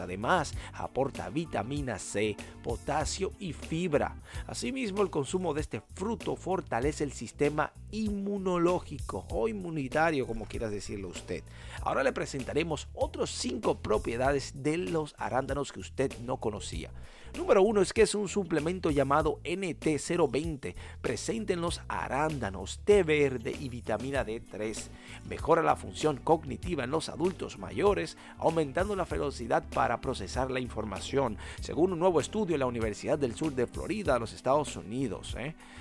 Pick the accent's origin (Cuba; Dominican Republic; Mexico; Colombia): Dominican Republic; en mi país, República Dominicana